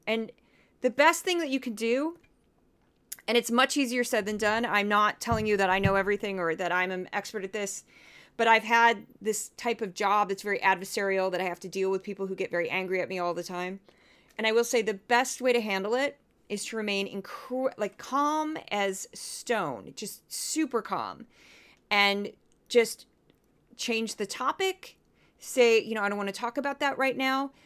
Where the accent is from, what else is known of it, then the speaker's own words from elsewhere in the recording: Missouri, United States; growing up in Missouri